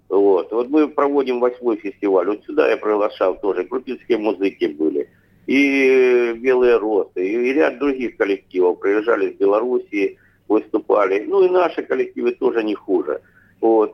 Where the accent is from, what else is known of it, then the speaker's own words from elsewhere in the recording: Russia; я э, родился в России